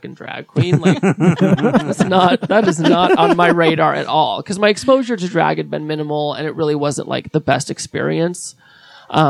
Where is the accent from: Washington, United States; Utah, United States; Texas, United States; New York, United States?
Utah, United States; South Jordan; I grew up in South Jordan, down south. Went to Bingham High, class of 2004